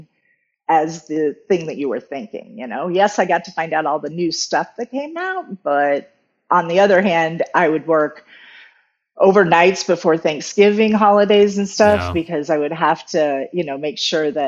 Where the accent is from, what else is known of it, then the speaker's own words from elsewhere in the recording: Arizona, United States; also born or lived in Southern California / Phoenix; I'm from Arizona